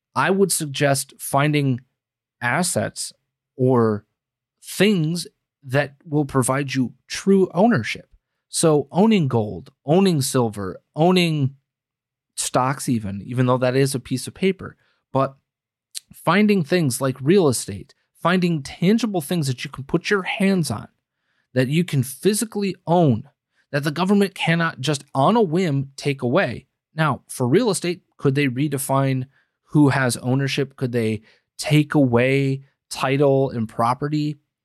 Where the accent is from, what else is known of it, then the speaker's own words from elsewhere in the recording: Green Bay, Wisconsin, United States; moved away as an adult; Green Bay, Wisconsin is my hometown. I lived there for thirty-three out of my first thirty-four years